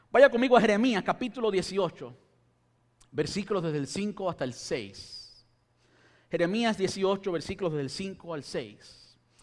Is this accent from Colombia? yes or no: no; Cuba; este cubano